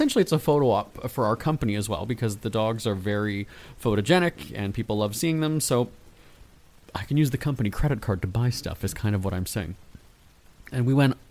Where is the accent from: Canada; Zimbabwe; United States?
Canada; Winnipeg, Manitoba; Winnipeg, my hometown